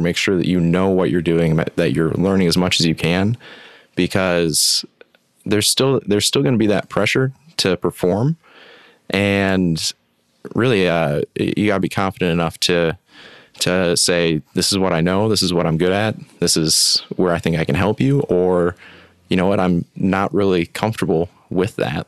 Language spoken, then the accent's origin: English; West Michigan, United States; also born or lived in Upper Peninsula, Michigan; born and raised in West Michigan, uh, right on the lake